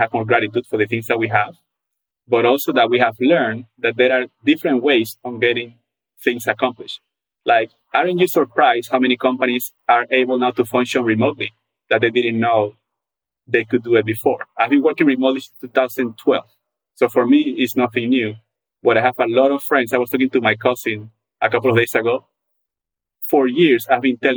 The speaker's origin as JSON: {"language": "English", "country": "Panama", "moved": "yes", "lives_now": "Atlanta, United States", "said": "I come from a very, very social country. I'm from Panama"}